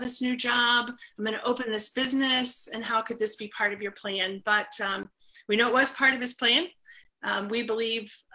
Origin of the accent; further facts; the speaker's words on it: Leesburg, Florida, United States; also born or lived in Orlando, Florida; I was actually 3 when we moved here, so not quite born here, but 3 years old.